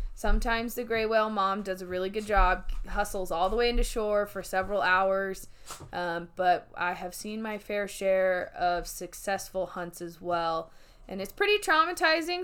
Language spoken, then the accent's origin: English; Oregon coast, United States; moved away; I grew up on the Oregon coast